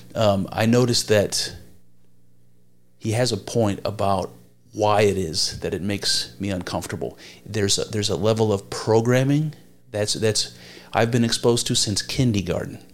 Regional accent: United States; as an American, have searched for my own history

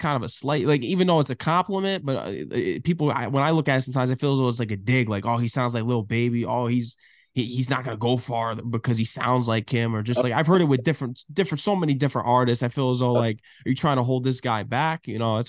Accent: Connecticut, United States; because I'm from Connecticut

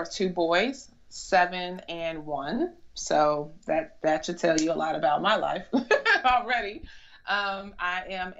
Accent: Chicago, Illinois, United States; moved away as an adult; now in DMV area, United States; I'm originally from Chicago, Illinois. I moved to the DMV area for a job

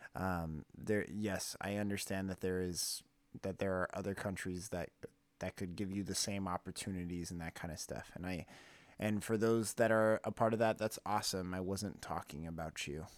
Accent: California, United States; We're from California

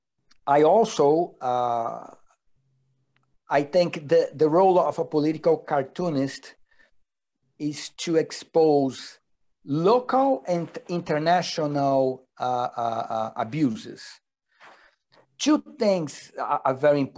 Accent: Rio de Janeiro, Brazil; I born and raised in Rio de Janeiro

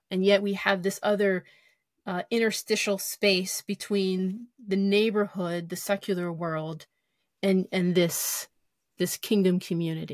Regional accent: United States; as American Christians

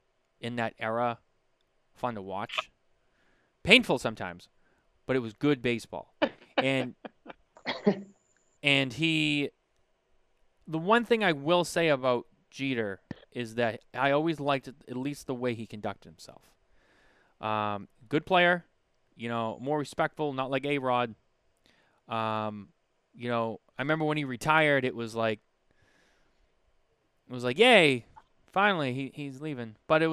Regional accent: Boston, Massachusetts, United States; I'm from Boston.

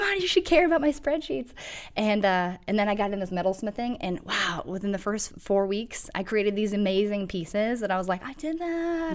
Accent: Toronto, Ohio, United States; moved away as an adult; now in Akron, United States; I'm from Toronto, Ohio, which is very small

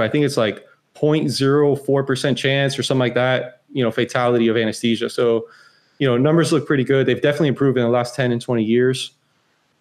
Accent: Florida, United States; born and raised in Florida

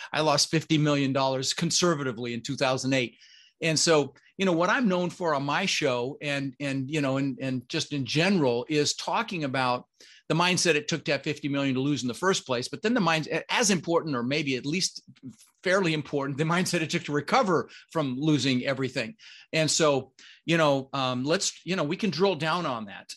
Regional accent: Denver, Colorado, United States; English is a second language; also born or lived in Netherlands; I immigrated to this country when I was six years old. Um, I was born in the Netherlands, you know, Holland, wooden shoes, windmills, um, and we immigrated with my brother Albert, my mother Zvonta, and ended up in Denver, Colorado

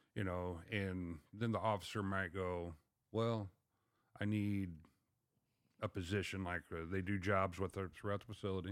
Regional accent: Mount Sterling, Illinois, United States; moved away as an adult; also born or lived in Pontiac, Illinois; I was from Mount Sterling, but I ended up taking the job about three and a half hours away up in Pontiac, Illinois.

